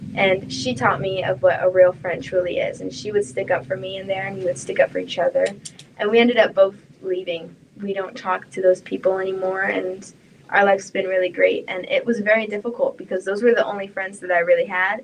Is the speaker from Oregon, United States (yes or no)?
yes; Oregon, United States; I grew up in Oregon